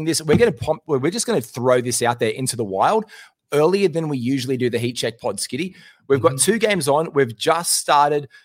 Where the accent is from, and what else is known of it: Australia